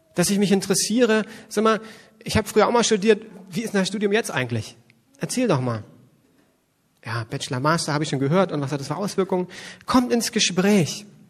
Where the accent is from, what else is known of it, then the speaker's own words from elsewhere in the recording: West Germany, Germany; ich komme aus Westdeutschland